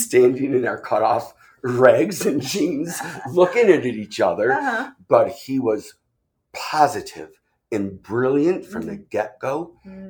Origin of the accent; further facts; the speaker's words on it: New York, United States; I said, I'm a New Yorker.